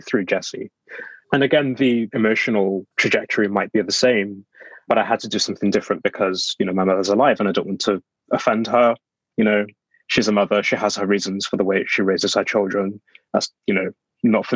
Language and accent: English; Black Country, West Midlands, United Kingdom; born or raised there; now in London, United Kingdom